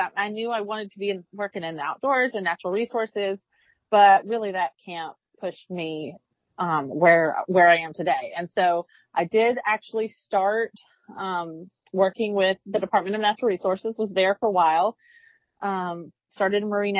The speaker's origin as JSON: {"language": "English", "town": "Mount Pleasant", "region": "South Carolina", "country": "United States", "tie": "born or raised there", "said": "I grew up in Mount Pleasant, South Carolina, fishing my whole life."}